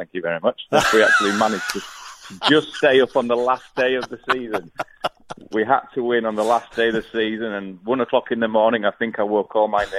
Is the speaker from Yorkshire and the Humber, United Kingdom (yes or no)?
yes; Leeds, Yorkshire and the Humber, United Kingdom; moved away as an adult; now in Perth, Australia; Yeah, born and bred in Leeds, and we moved over here 18 years ago